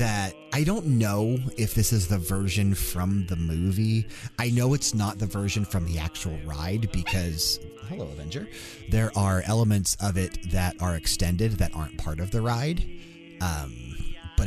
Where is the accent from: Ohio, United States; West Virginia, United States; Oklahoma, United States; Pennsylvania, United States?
Ohio, United States; East Coast /; moved away as an adult; being born and raised on the East Coast and living so many of my early years in Ohio before moving out west